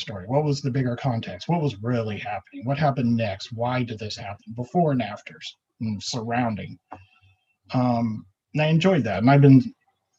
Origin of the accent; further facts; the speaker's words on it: the South, United States; now in Anchorage, United States; I grew up in the South